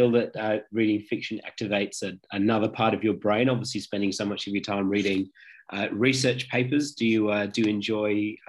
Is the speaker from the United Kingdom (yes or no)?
yes; Nottingham, East Midlands, United Kingdom; Well, I'm a fellow Brit. I was born over in the Midlands in a place called Nottingham